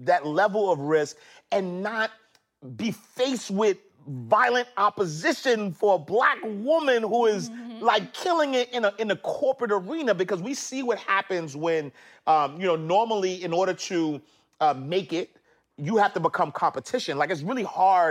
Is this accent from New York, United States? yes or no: yes; New York City, New York, United States; growing up in Harlem